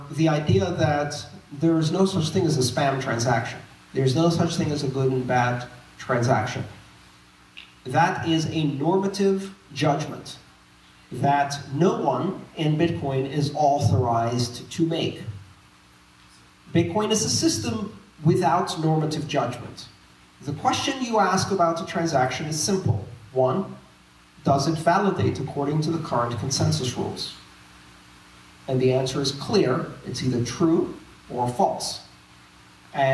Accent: Greece; moved away; I grew up in Greece, I saw currency shocks three times when I was growing up

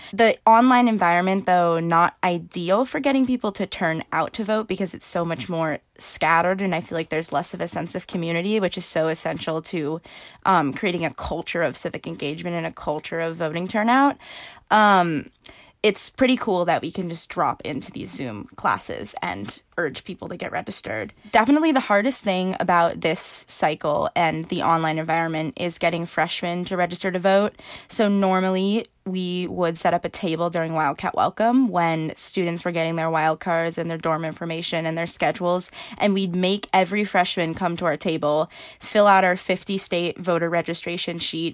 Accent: Washington, District of Columbia, United States; I am in Washington, D C right now, which is my hometown

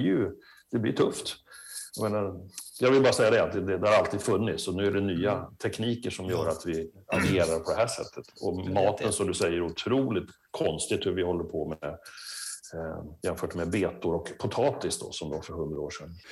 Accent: Sweden; now in France; vi lever hemma i Sverige och i Skandinavien

